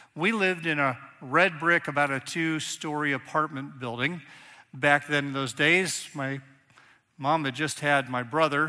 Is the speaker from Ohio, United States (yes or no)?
yes; Northeast Ohio, United States; also born or lived in Reading, Pennsylvania; I grew up in Northeast Ohio, but actually started right there about kindergarten.